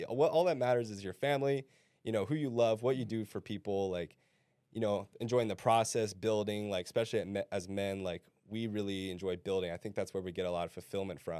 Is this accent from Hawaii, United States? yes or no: yes; Hawaii, United States; now in Arizona, United States; I grew up in Hawaii